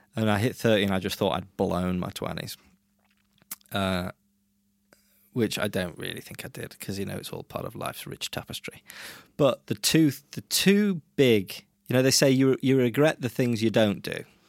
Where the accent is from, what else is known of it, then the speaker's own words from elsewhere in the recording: England, United Kingdom; moved away as an adult; also born or lived in Brazil; now in Norway; I grew up in England